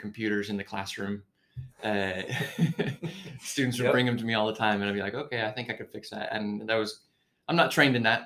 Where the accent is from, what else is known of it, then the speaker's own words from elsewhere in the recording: Colorado, United States; moved away as an adult; also born or lived in Chile / Utah; now in North Carolina, United States; I grew up in Colorado. I was born and raised there.